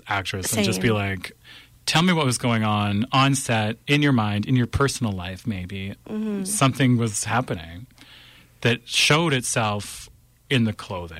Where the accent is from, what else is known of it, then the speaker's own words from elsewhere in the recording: Fillmore, Saskatchewan, Canada; I'm from Fillmore, Saskatchewan.